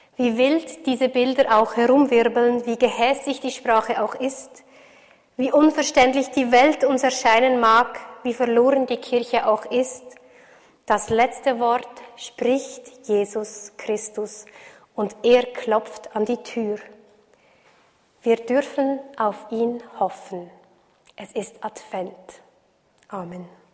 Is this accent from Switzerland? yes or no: yes; Switzerland; für mich als Schweizerin